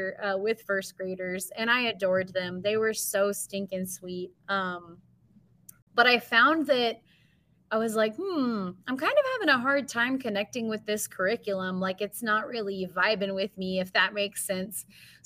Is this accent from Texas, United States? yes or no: yes; New Braunfels, Texas, United States; also born or lived in Missouri; I am originally from New Braunfels, Texas, born and raised there, K through 12